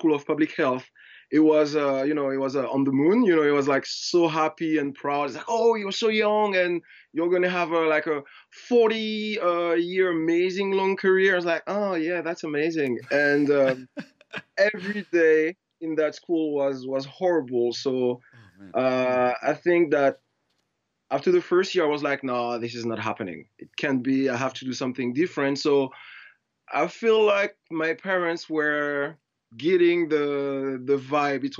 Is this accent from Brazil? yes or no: no; Martinique; English is a second language; moved away as an adult; also born or lived in west of France; now in Paris, France; I am from Martinique, so not so many people know about Martinique. Martinique is a small island in the French Caribbean, so the southern West Indies. So I was born there, I grew up there.